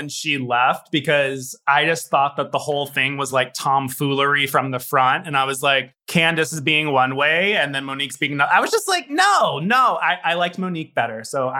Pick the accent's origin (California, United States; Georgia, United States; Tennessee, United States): Tennessee, United States; now in Los Angeles, United States; I was born in Tennessee. I was raised in Tennessee. I'm like, if I were to live in Tennessee right now, I could have probably like a 5-bedroom house for what I'm paying in LA.